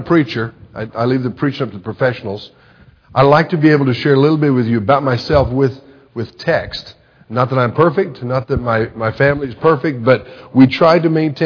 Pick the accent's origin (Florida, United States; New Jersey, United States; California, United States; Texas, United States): Texas, United States; moved away; also born or lived in Kansas / Lubbock, Texas; I grew up in Texas. I was born in Kansas, but my folks shortly after that moved to Texas, and that's where I was for almost the entire part of my life, from probably 6 months until I graduated college.